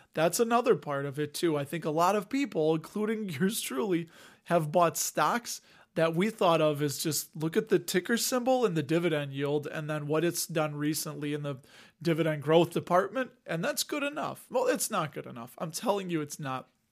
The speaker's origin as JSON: {"language": "English", "area": "Cook County", "region": "Illinois", "country": "United States", "tie": "born or raised there", "said": "I was raised in Cook County, went to Cook County Public Schools"}